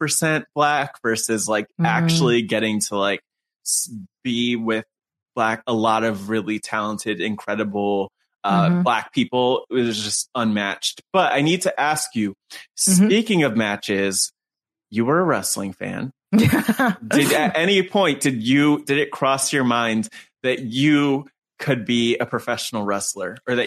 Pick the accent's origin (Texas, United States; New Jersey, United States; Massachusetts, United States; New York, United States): New Jersey, United States; growing up in New Jersey, whether going to indie shows or like I grew up within a 15-minute drive of Newark too, so it was one of the more diverse parts of New Jersey